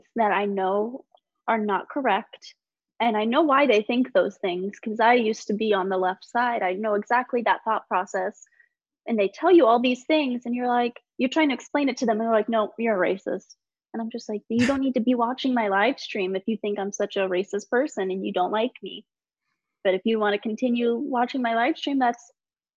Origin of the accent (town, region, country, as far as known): United States